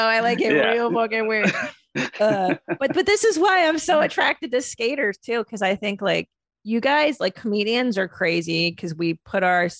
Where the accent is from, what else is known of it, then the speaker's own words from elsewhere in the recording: Southern California, United States; moved away as an adult; now in Texas, United States; I grew up in Southern California and it's such the culture in SoCal.